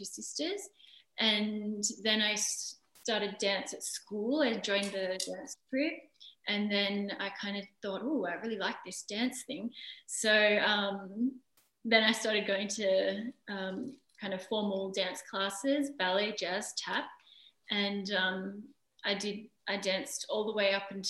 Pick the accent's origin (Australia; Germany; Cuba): Australia; moved away as an adult; also born or lived in Wales; now in France; I'm Australian and I grew up in Australia. In a country town about 3 or 4 hours from Sydney